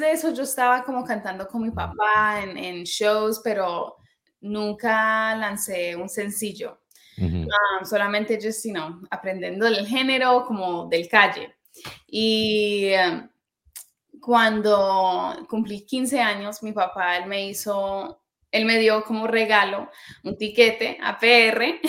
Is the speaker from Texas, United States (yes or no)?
no; New York, United States; creciendo en New York escuchaba pop